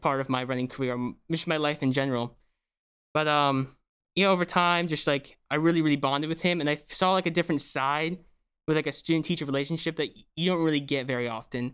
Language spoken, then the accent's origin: English; Bucks County, Pennsylvania, United States; I'm from Brooks County, Pennsylvania